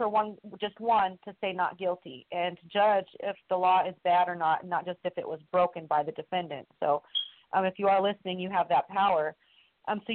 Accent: Washington, United States; I'm from Washington

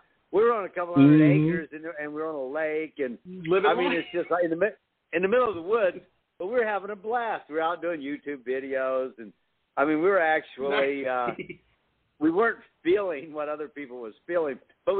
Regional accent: Arkansas, United States; moved away; also born or lived in Los Angeles; I grew up in Arkansas

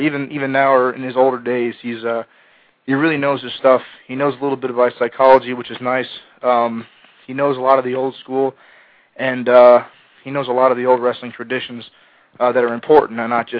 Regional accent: Los Angeles, California, United States; Well, I'm from Los Angeles originally.

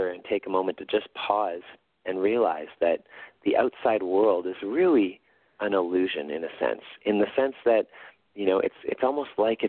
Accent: Winnipeg, Manitoba, Canada; in Winnipeg, in my hometown

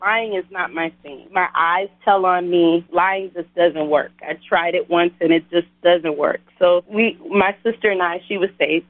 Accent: Bay Area, California, United States; also born or lived in New Orleans, Louisiana; I'm originally from New Orleans, and at 10 years old, we moved to the Bay Area, which is where I was predominantly raised.

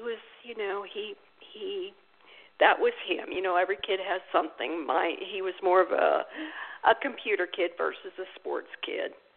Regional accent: St. Louis, Missouri, United States; I was born and raised in St. Louis

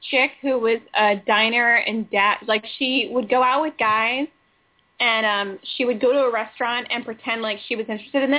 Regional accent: Washington, District of Columbia, United States; I'm a Redskins fan because I'm from Washington, D.C.

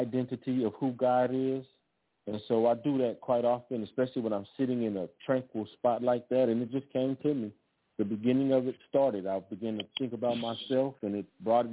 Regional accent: Los Angeles, California, United States; also born or lived in Austin, Texas; I grew up in Los Angeles

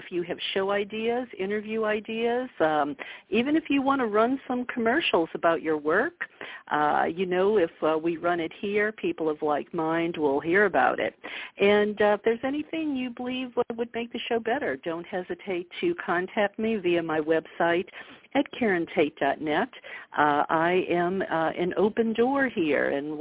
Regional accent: the South, United States; I'm from the South.

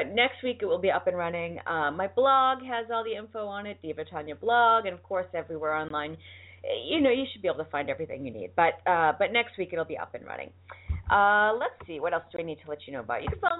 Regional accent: Boston, Massachusetts, United States; accent: Boston; now in Los Angeles, United States; My Boston accent is slipping out. I'm telling you, since I married my husband, I didn't have a Boston accent the whole time I lived in Boston. Now that I'm in L.A., I have a worse Boston accent now that I'm here

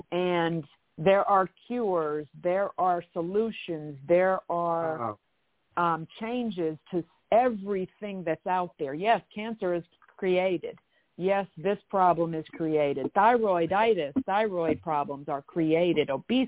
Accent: Canada; I'm also from Canada.

